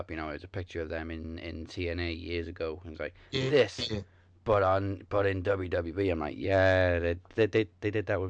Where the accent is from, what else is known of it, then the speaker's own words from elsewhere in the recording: Welsh, Wales, United Kingdom; I can't roll my R's either, and I'm Welsh.